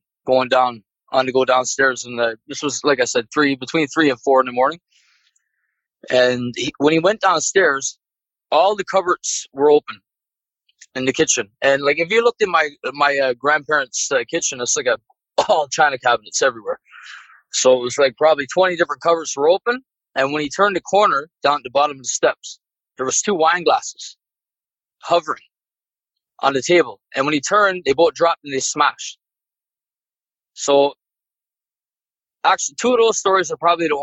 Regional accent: Newfoundland and Labrador, Canada; my hometown in Newfoundland, pretty much the whole town is built above Indian burial ground

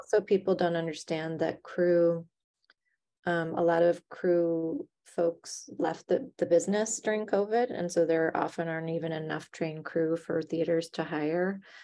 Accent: Chicago, Illinois, United States; now in New York, United States; I'm from Chicago, which is much more of a theater company kind of town.

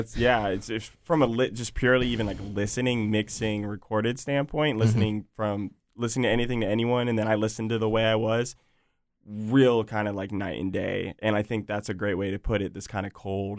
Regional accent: Virginia Beach, Virginia, United States; I was born in Virginia Beach. I've got family at the beach, grew up there, you know, love it.

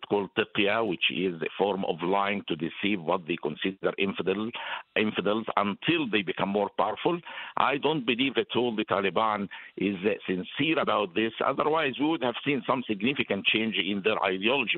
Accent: Cairo, Cairo Governorate, Egypt; moved away as an adult; I was born in Cairo, Egypt, for a very secular family

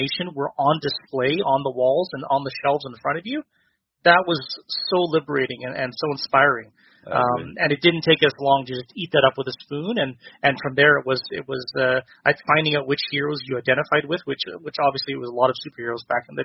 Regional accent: interior of British Columbia, Canada; growing up in a smaller, town in the middle of the interior of British Columbia, snowbound in the winter

